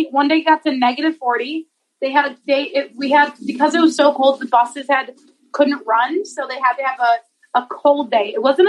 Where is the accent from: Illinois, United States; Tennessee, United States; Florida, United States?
Illinois, United States; Chicago; now in California, United States; I'm from Chicago.